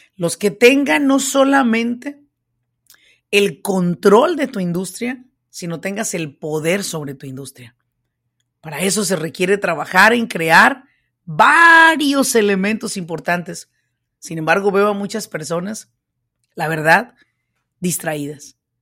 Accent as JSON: {"language": "Spanish", "country": "Mexico", "moved": "yes", "lives_now": "United States", "said": "yo soy hispana, yo soy mexicana, yo vine a este país, pues de mojada"}